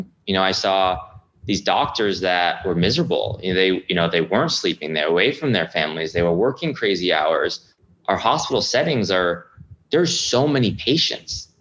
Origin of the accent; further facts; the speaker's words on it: Rhode Island, United States; moved away as an adult; my hometown in Rhode Island